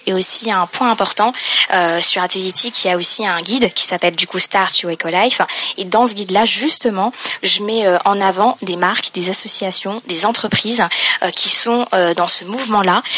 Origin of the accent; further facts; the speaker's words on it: Lorraine, Grand Est, France; accent: Lorraine; also born or lived in Paris; now in Jard-sur-Mer, France; je suis originaire euh, de Lorraine, on a vraiment un accent